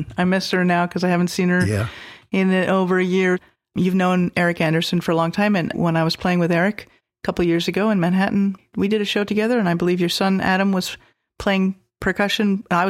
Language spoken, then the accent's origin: English; Montreal, Quebec, Canada; I'm from Montreal